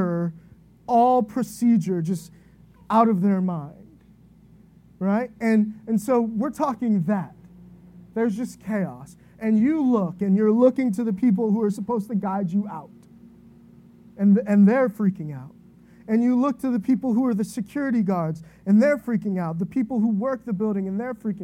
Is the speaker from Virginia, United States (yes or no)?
yes; Virginia, United States; I grew up in Virginia to a single mom, only child.